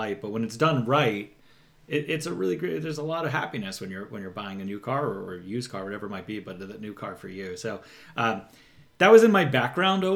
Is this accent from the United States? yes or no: yes; New York, United States; moved away as an adult; now in Southern California, United States; I'm from New York originally